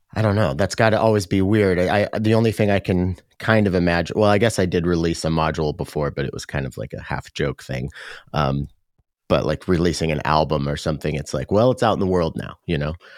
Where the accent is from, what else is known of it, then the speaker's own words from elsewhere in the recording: Tacoma, Washington, United States; in Tacoma, my hometown.